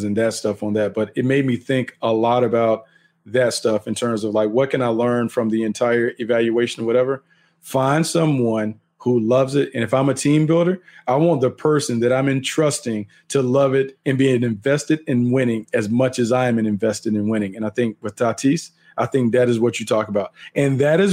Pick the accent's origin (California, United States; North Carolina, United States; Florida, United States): North Carolina, United States; growing up in North Carolina